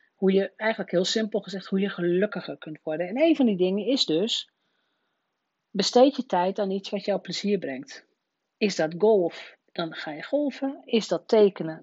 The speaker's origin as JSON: {"language": "Dutch", "town": "Rolde", "region": "Drenthe", "country": "Netherlands", "tie": "born or raised there", "said": "mijn geboortedorp Rode"}